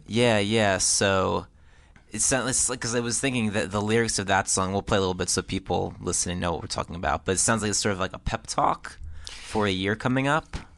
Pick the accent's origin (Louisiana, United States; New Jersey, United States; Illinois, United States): New Jersey, United States; Woodbridge; We're both from New Jersey. We both grew up there